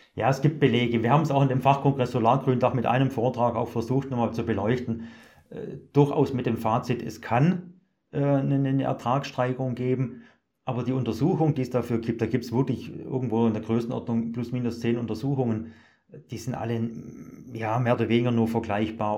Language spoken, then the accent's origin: German; Germany; bei uns in Deutschland